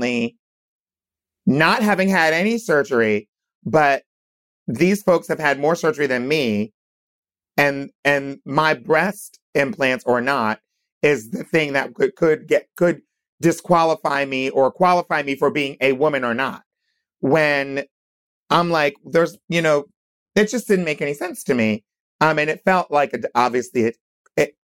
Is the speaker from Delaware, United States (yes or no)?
yes; Wilmington, Delaware, United States; also born or lived in Hershey, Pennsylvania; I was born in Pennsylvania, in Hershey, Pennsylvania, but I grew up in Wilmington, Delaware.